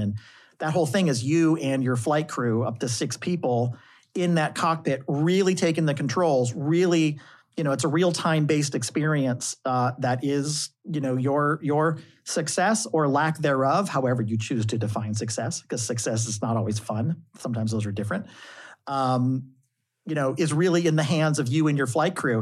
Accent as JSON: {"language": "English", "town": "St. Louis", "region": "Missouri", "country": "United States", "tie": "born or raised there", "moved": "yes", "said": "as a kid in high school, growing up in the Midwest in Saint Louis"}